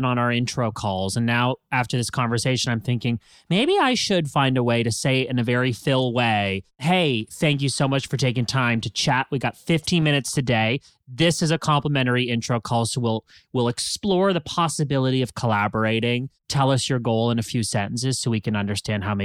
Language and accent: English; Canada; now in United States; I'm Canadian